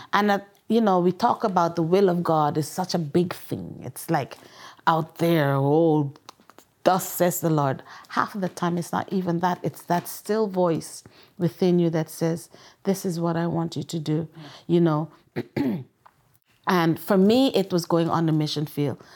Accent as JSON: {"language": "English", "country": "Guyana", "also_born_or_lived": "England", "moved": "yes", "said": "I'm from Guyana, South America"}